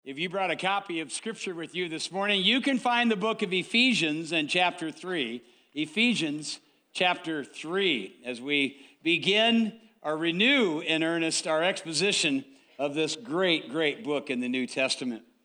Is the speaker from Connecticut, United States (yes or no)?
no; Waterloo, Iowa, United States; I grew up in Waterloo, Iowa